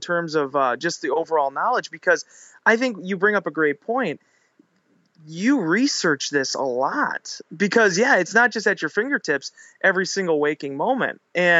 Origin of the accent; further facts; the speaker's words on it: Green Bay, Wisconsin, United States; we're from Green Bay, we know football.